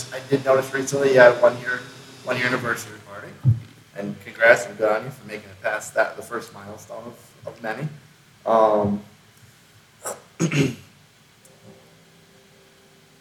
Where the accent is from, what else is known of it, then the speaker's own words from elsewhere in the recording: Northeast, United States; now in Greenville, United States; I'm originally from the Northeast, so pizzas, people kind of take it seriously up there